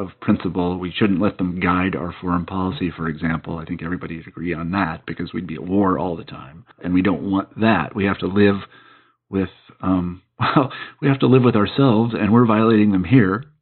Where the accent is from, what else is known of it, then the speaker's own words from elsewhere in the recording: United States; as an American